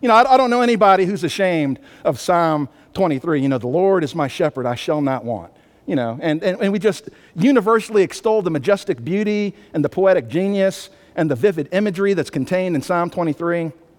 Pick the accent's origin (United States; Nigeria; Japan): United States; Albany, New York; also born or lived in Maryland / California / Arkansas; I grew up in upstate New York, Albany, New York, lived in Maryland, California, Arkansas, so don't try to figure out where the accent comes from, but the speed never left.